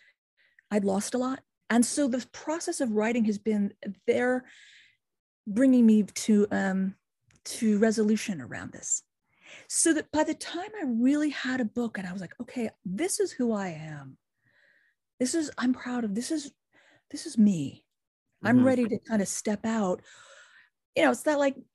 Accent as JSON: {"language": "English", "country": "United States", "said": "me as an American"}